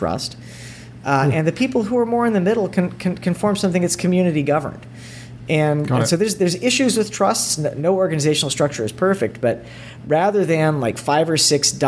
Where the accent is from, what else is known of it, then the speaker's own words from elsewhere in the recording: East Tennessee, United States; I grew up in East Tennessee, and my dad worked at the lab